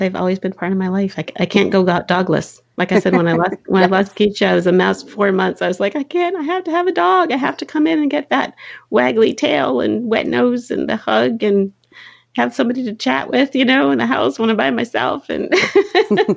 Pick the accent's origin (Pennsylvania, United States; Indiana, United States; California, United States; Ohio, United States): California, United States; Contra Costa County; I'm from Contra Costa County